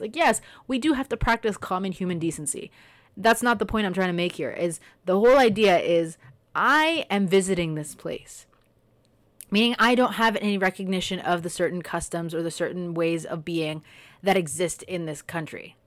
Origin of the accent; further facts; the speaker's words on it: Canada; also born or lived in Kenya; I was born in Canada and, but my parents are from A, B, and C